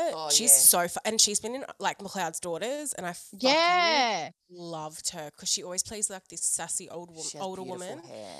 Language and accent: English; Central Coast, New South Wales, Australia; I grew up on the Central Coast.